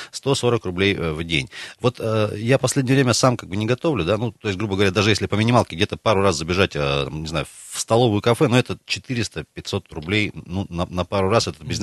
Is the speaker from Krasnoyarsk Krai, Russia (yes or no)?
yes; Krasnoyarsk, Krasnoyarsk Krai, Russia; А я красноярец